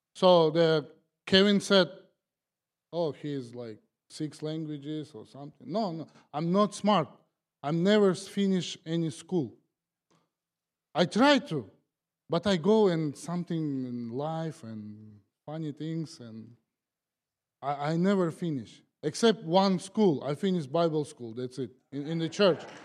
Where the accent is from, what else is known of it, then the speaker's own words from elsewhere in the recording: Kazakhstan; English is a second language; moved away as an adult; now in United States; I'm from Kazakhstan.